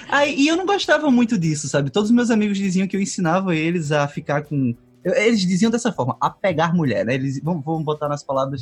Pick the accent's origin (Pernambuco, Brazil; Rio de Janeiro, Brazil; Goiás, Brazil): Pernambuco, Brazil; Caruaru; sou de Caruaru, Pernambuco